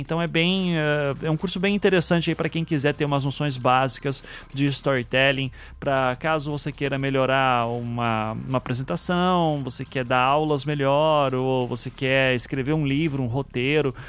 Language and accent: Portuguese; Curitiba, Paraná, Brazil; eu sou de Curitiba